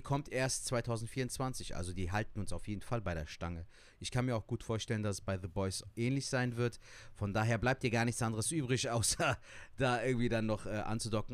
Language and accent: German; Cologne, North Rhine-Westphalia, Germany; Ich bin in Köln geboren und aufgewachsen, bin eine Kölsche Jung